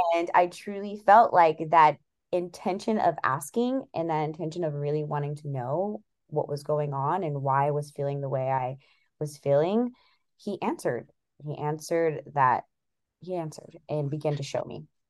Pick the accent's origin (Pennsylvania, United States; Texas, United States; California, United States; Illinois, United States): California, United States; now in Seattle, United States; I currently live in Seattle, Washington, but in about two weeks, I will be moving cross state back to California, where I was born, um, back to my hometown